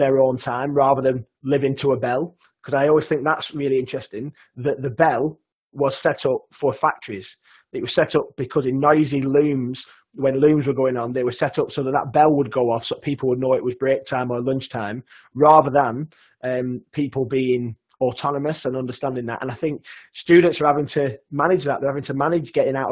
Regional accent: Lancashire, North West England, United Kingdom; accent: broad Lancashire; my broad Lancashire accent

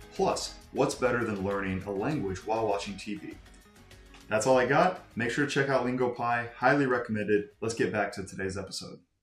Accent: Texas, United States; yo crecí en Texas, crecí alrededor de armas

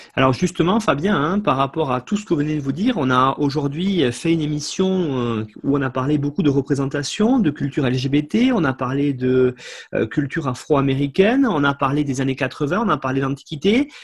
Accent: France; chez nous en France

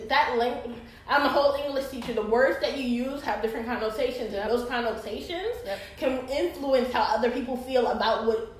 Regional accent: New York, United States; So in my hometown of New York

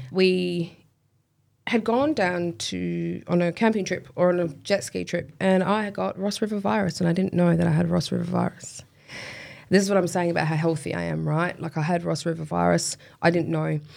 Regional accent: Kwinana, Western Australia, Australia; also born or lived in Spearwood / Hamilton Hill / Fremantle; in my younger years, Kwinana.

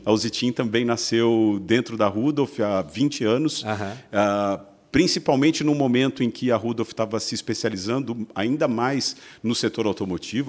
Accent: São Bernardo do Campo, São Paulo, Brazil; moved away as an adult; also born or lived in Luxembourg / United States; now in Santa Catarina, Brazil; Eu sou de São Paulo, sou de São Bernardo do Campo, nasci ali no berço da indústria

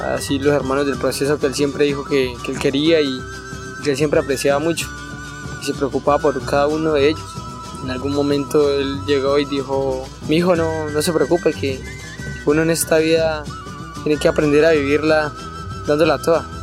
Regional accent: Resguardo de López, Cauca, Colombia; soy del resguardo de López

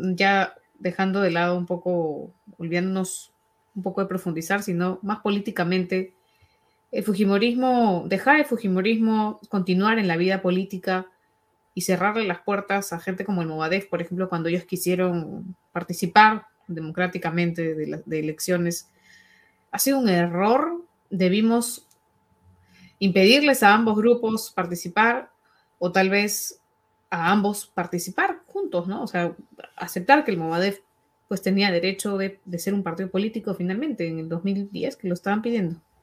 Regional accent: Peru; tenemos pendiente muchas cosas como peruanos, como sociedad

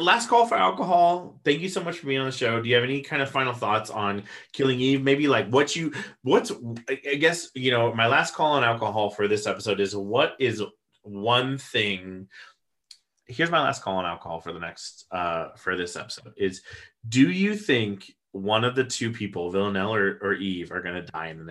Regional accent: United States; we come from the States

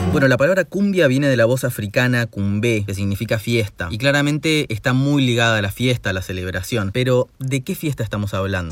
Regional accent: Argentina; nuestro país

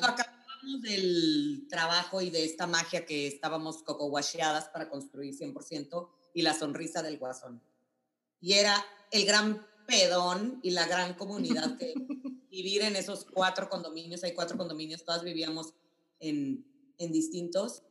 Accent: Monclova, Coahuila, Mexico; mi gafet decía Monclova, México

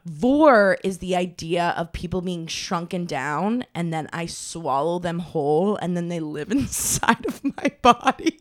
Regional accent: Maine, United States; moved away; I am from Maine originally.

